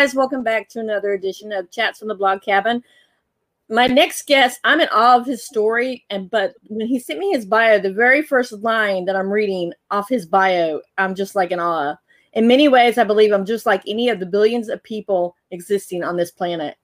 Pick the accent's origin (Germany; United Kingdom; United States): United States; North Carolina; I'm a North Carolina native